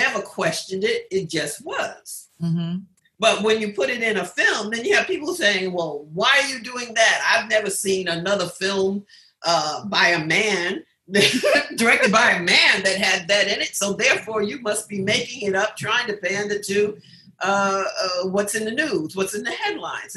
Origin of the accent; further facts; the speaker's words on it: New York City, New York, United States; I grew up in Queensbridge Projects.